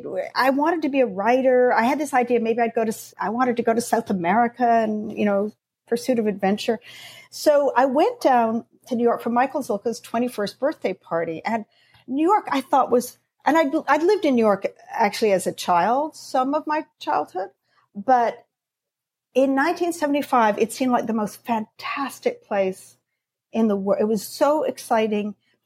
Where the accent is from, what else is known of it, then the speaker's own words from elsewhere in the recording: Canada; also born or lived in London, United Kingdom; I'm Canadian, but I spent my teenage years in London, went to university, and I went back to Canada for a while. And I was in Toronto.